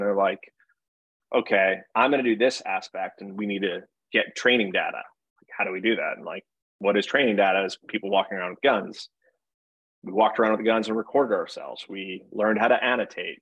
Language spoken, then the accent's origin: English; Monroe, Connecticut, United States; I'm from Connecticut. I I think more than any other one place, and I went to a middle school that was called Chalk Hill, and Chalk Hill was in a town called Monroe, Connecticut